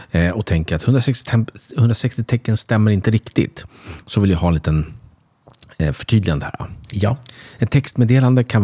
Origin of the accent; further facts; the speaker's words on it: Sweden; jag känner mig kränkt som svensk